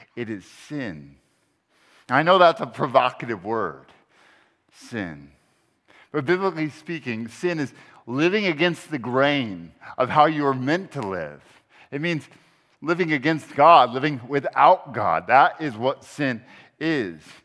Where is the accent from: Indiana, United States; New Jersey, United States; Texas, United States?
Texas, United States; also born or lived in Charlottesville, Virginia; now in Berkeley, United States; I'm actually a Texan, a Texan by, uh, birth, um, and disposition